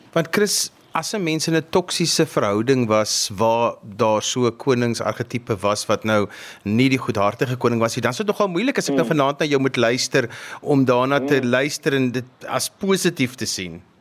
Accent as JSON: {"language": "Afrikaans", "country": "South Africa", "said": "as 'n Suid-Afrikaner"}